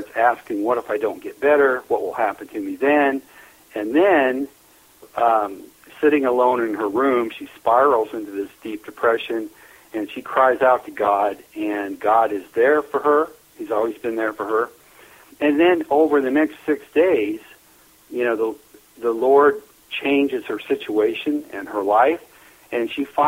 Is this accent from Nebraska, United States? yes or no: yes; Neely, Nebraska, United States; born or raised there